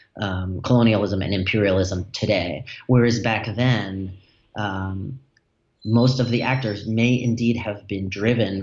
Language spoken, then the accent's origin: English; Newton, Massachusetts, United States; where I grew up in Newton, Massachusetts.